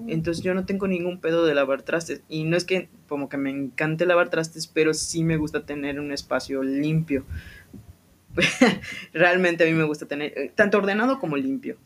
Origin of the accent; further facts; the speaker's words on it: Mérida, Yucatán, Mexico; yo nací aquí, yo soy de aquí de Mérida, de Yucatán